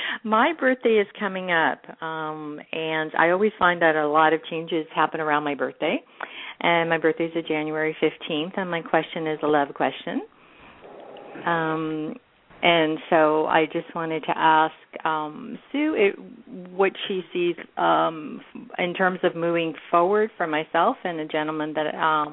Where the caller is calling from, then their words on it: San Francisco, California, United States; I'm calling from San Francisco area.